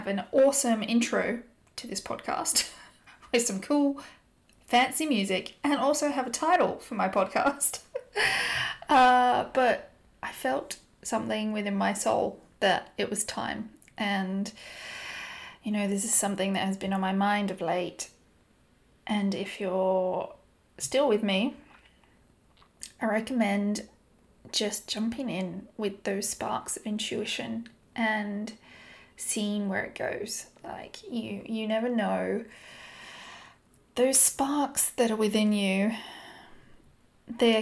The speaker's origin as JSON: {"language": "English", "country": "Australia", "moved": "as an adult", "lives_now": "London, United Kingdom", "said": "I'm originally from Australia. I have been living in London the past almost 10 years."}